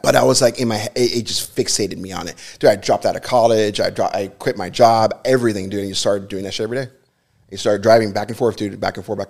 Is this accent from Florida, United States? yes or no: yes; Hialeah, Florida, United States; also born or lived in Hollywood, Florida; I was born and raised in Hialeah.